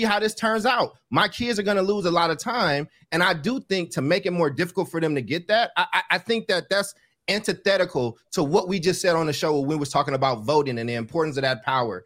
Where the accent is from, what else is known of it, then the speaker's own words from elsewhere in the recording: California, United States; I'm from California where that shit gets more difficult.